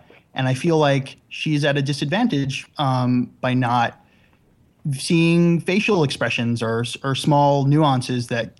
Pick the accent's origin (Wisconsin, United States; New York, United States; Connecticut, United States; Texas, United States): New York, United States; Long Island; Long Island, originally.